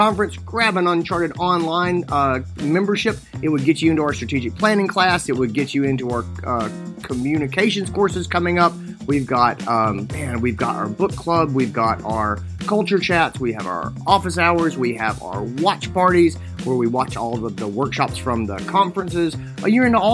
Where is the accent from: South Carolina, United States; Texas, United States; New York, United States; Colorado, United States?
South Carolina, United States; Greenville; It's in my hometown. It's Greenville, South Carolina.